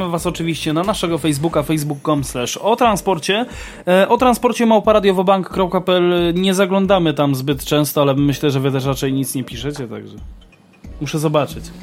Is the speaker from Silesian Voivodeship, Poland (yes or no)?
no; Lesser Poland, Poland; No, podhalański ze śląskim. A Jezu, Gorolu. Gorolu. No ja jestem taki Gorol.